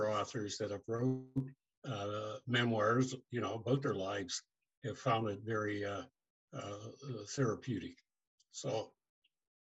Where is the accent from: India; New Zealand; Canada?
Canada; New Glasgow, Nova Scotia; moved away as an adult; also born or lived in Truro, Nova Scotia / Pearl, Nova Scotia / Toronto, Ontario; now in Mississauga, Canada; my dad, who often worked in New Glasgow because he was from there, he moved the family to New Glasgow, Nova Scotia. Yeah, at 18 years of age, I moved from New Glasgow